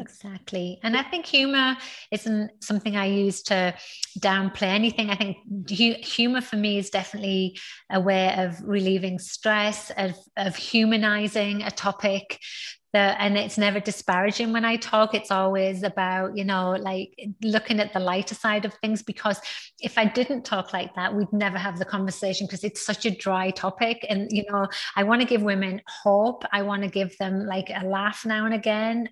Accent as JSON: {"language": "English", "region": "North East England", "country": "United Kingdom", "tie": "born or raised there", "moved": "yes", "lives_now": "Houston, United States", "said": "I, was born in the northeast of England, and now so where I am from in the northeast of England is one of those like small towns with not a lot"}